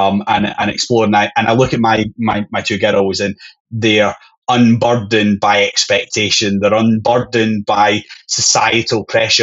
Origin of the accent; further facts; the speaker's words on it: Scotland, United Kingdom; being Scottish